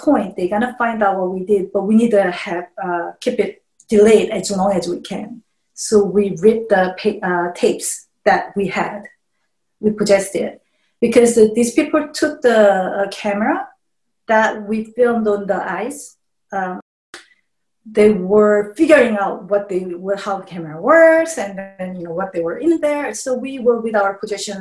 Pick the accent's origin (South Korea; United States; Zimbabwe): South Korea; moved away; I grew up in South Korea, so North Korea was always enemy to us.